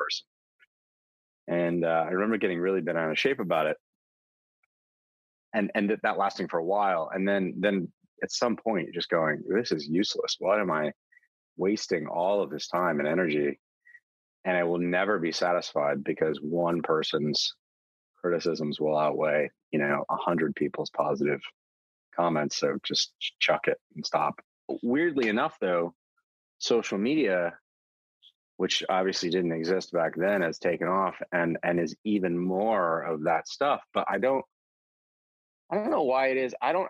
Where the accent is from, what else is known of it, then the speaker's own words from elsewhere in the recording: Texas, United States; I grew up in Texas.